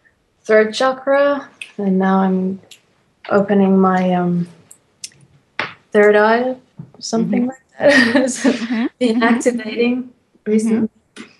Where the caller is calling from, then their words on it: Finland; I'm calling from Finland.